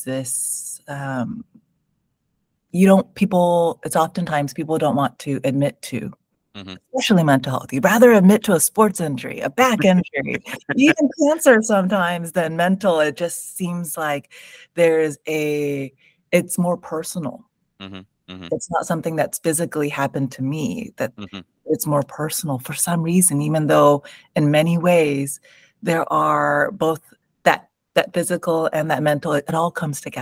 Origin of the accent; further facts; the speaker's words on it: San Jose, California, United States; first language English; I was born in San Jose in the Bay Area, so born and raised in California in the United States